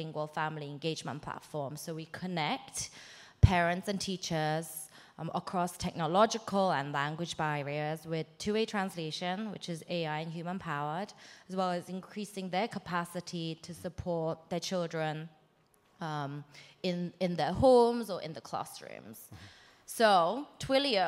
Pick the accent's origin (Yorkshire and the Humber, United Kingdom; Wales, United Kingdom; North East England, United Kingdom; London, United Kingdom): London, United Kingdom; also born or lived in South Korea; I am Korean. I moved from Korea to England when I was 8 and lived in basically the Sunnyvale equivalent, but in London.